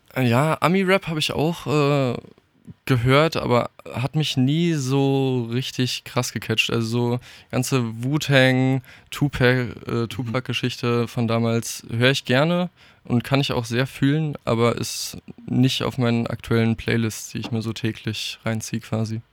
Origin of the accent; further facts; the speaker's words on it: Darmstadt, Hesse, Germany; Also ich bin hier groß geworden, ich durfte hier aufwachsen